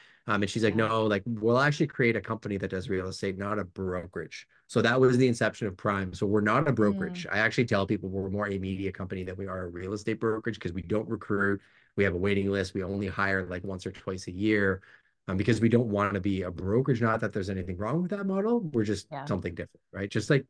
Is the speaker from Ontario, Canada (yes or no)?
no; Montreal, Quebec, Canada; I was a transplant from Montreal. And my dad had built a sales business with my mom back in Montreal in non-destructive testing.